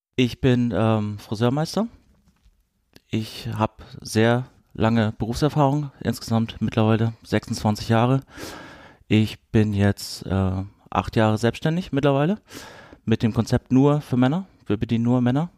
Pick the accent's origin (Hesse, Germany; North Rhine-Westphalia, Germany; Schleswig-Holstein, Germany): Schleswig-Holstein, Germany; Kiel; moved away as an adult; also born or lived in Rostock; now in Freiburg, Germany; wir sind mit der Wende 89 sind wir nach ähm, Kiel ähm, rübergezogen an die, an die Ostsee. Und wir haben da ziemlich lange gelebt. Genau, ich habe da meine Jugend verbracht